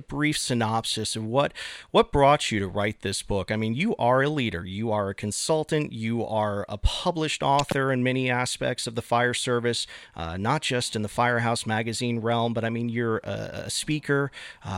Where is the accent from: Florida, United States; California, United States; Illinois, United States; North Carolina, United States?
Florida, United States; growing up in Florida, I've swam in my fair share of canals and lakes